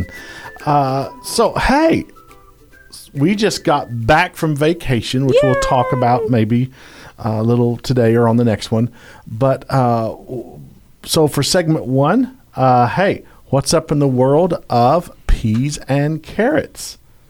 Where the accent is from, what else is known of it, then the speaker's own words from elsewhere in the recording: United Kingdom; I'm British.